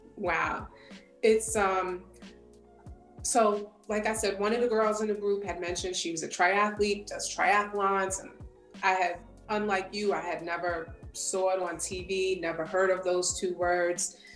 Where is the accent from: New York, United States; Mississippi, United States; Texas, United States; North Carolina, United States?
New York, United States; South Shore of Long Island; I am from the South Shore of Long Island, New York. Is pretty much where I lived all my life. This is where I grew up